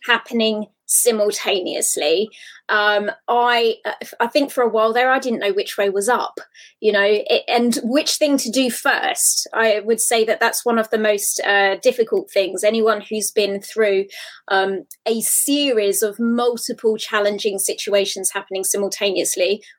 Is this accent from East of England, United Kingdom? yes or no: yes; Hertfordshire, East of England, United Kingdom; my hometown, which is in Hertfordshire in the UK.